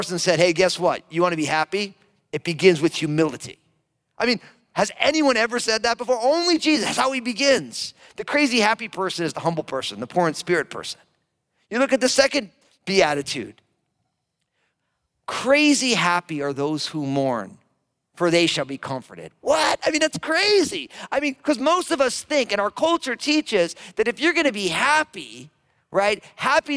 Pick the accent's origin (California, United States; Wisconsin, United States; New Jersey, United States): New Jersey, United States; Monmouth and Middlesex County; now in Vancouver, Washington, United States; I am a Jersey boy. That's right. Born and raised Monmouth and Middlesex County.